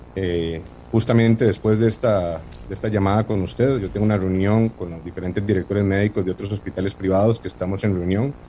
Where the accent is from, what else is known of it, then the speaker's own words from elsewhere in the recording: Costa Rica; moved away as an adult; Yo tengo 40 años, soy costarricense